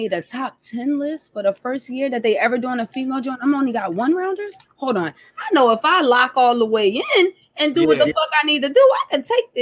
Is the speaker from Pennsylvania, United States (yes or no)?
yes; Philadelphia, Pennsylvania, United States; I'm from Philadelphia